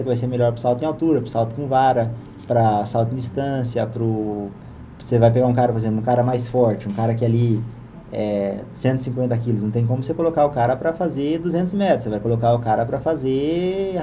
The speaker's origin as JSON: {"language": "Portuguese", "town": "Campo Grande", "region": "Mato Grosso do Sul", "country": "Brazil", "tie": "born or raised there", "also_born_or_lived": "São Paulo", "moved": "as an adult", "said": "Eu cresci lá, eu cresci no Jardim Leblon"}